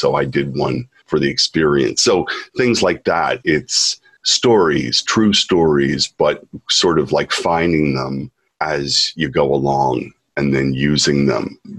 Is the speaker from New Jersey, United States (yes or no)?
no; Philadelphia, Pennsylvania, United States; born or raised there; now in Japan